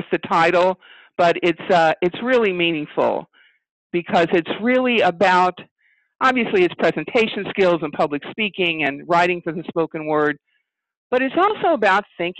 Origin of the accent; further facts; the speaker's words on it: Louisville, Kentucky, United States; I'm from Louisville, Kentucky.